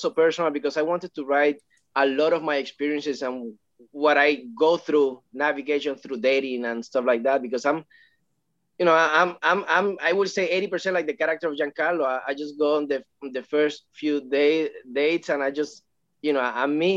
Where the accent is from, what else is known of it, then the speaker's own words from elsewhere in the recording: Puerto Rico; now in Los Angeles, United States; I'm from Puerto Rico, from a small town.